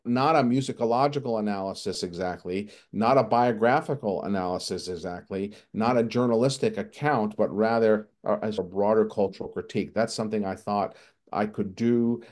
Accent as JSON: {"language": "English", "area": "Long Island", "region": "New York", "country": "United States", "tie": "born or raised there", "also_born_or_lived": "Queens, New York", "said": "My, my dad worked in Brooklyn, and then we moved to suburbia, and I, I grew up on Long Island."}